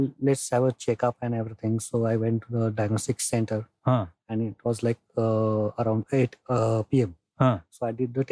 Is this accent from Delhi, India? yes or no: no; Pune, Maharashtra, India; I grew up in the Pune, born and brought up in Pune